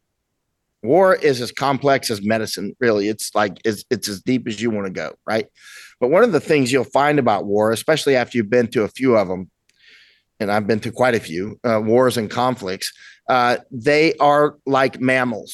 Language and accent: English; United States; I'm American.